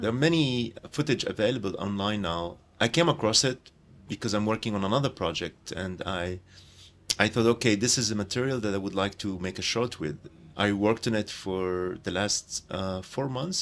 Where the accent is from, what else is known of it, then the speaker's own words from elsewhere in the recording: Jaffa, Tel Aviv District, Israel; Jaffa, my hometown